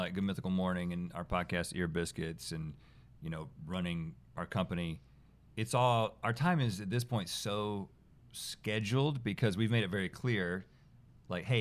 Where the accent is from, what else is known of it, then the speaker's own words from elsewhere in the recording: small town South, United States; the world that we grew up in, small town South